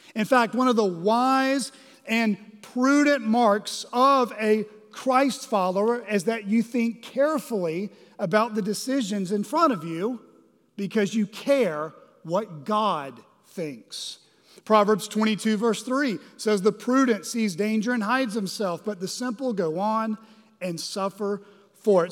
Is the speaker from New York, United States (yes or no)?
no; Arkansas, United States; we're from Arkansas, or many of us live in Arkansas